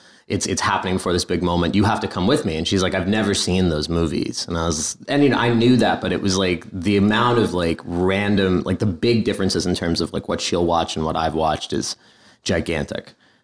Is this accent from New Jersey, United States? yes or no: yes; Caldwell, New Jersey, United States; Northern New Jersey in the Caldwell area.